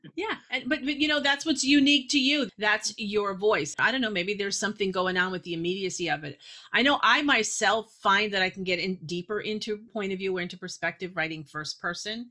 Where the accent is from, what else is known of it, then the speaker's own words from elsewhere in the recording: Massachusetts, United States; also born or lived in New York; I was born in New York, and even though I was a little girl when we moved to Massachusetts